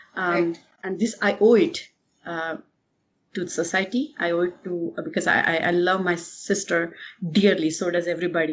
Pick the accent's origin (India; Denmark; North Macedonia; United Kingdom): India; I'm from India